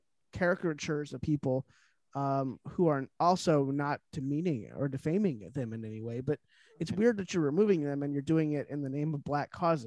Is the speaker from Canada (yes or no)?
no; Ireland; you know, I'm Irish and I find that very offensive